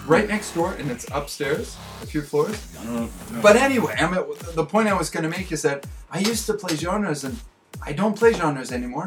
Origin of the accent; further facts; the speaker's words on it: Canada; now in Japan; back in Canada